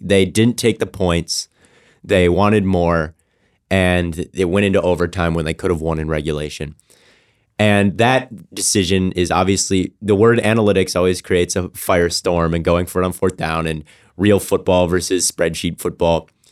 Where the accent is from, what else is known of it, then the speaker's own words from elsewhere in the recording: Minnesota, United States; my Minnesota people, I'm from Minnesota